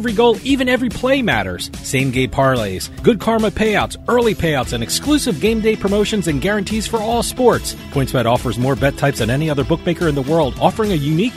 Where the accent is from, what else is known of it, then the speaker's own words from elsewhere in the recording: New Jersey, United States; I grew up in New Jersey